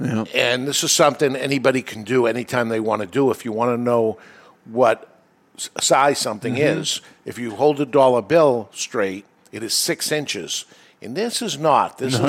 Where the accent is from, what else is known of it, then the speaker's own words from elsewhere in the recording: New England, United States; We're from New England